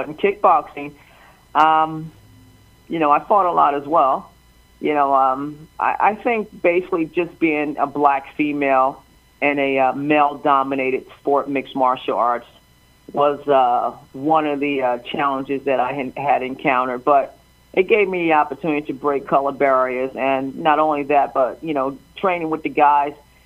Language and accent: English; Chester, Pennsylvania, United States; I grew up in Chester, Pennsylvania, Fairground Projects